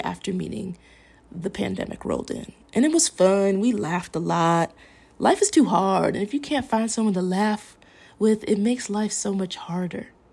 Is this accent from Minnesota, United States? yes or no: yes; Minnesota, United States; accent: Minnesota; moved away; I'm from Minnesota